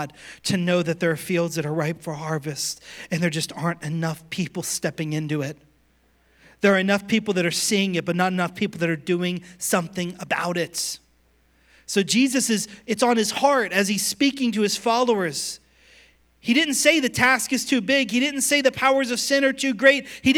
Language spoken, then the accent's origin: English; Pittsburgh, Pennsylvania, United States; moved away; I'm from Pittsburgh originally